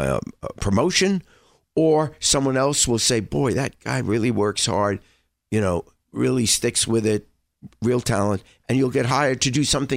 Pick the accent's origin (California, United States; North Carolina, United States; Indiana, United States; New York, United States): New York, United States; New York City; also born or lived in England; I grew up in New York. And where in New York? Queens. Kew Gardens, Forest Hills.